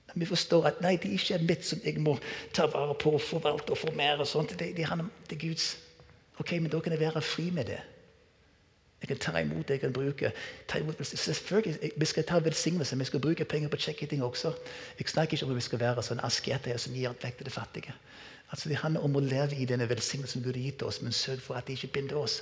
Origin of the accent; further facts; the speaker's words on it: United States; moved away as an adult; now in Norway; Så jeg er vokst opp med denne kulturen her i USA.